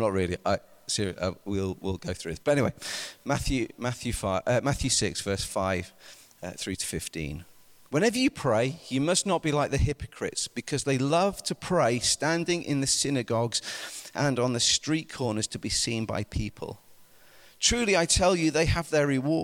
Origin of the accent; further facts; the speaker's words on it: United Kingdom; I'm British